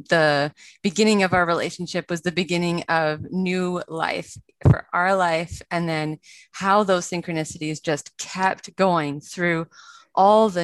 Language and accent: English; Vancouver, British Columbia, Canada; I grew up in Vancouver, British Columbia in Canada